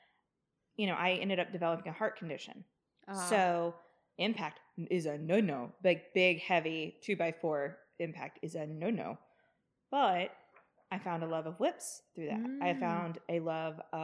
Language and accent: English; the South, United States; I grew up in the South.